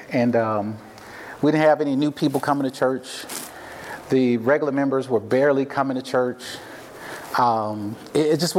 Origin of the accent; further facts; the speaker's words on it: the South, United States; So here I am from the South, never been here before a day in my life, right?